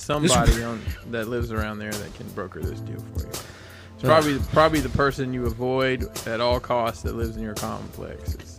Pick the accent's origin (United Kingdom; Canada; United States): United States; Alabama; I'm from Alabama